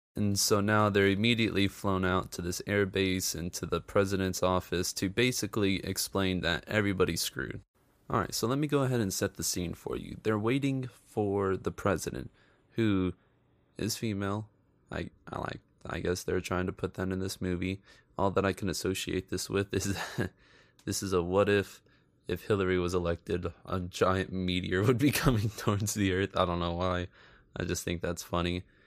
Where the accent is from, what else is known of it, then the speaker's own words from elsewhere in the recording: United States; I'm American